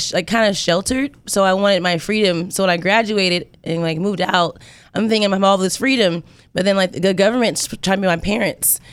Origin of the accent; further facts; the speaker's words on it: Indiana, United States; I'm from Indiana.